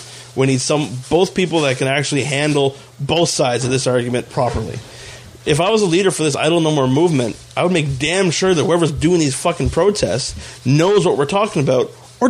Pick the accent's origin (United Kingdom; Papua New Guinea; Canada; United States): Canada; We feel that we are not being treated fairly as Canadian citizens.